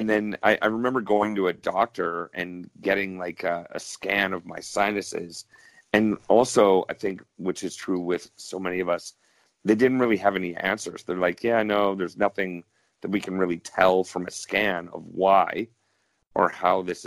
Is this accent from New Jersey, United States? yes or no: no; Cleveland, Ohio, United States; moved away as an adult; now in Canada; I grew up in Cleveland, Ohio, and I was born to a Canadian mother and an American father. And after high school, I moved to Canada, and now I live up in Canada